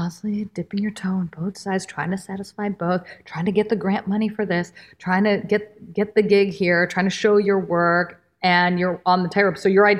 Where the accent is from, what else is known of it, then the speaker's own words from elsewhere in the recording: India; And I'm like, well, I'm Indian. My work pulls from classical Indian dance, but am I less Indian or relevant to you as the agent, the gatekeeper?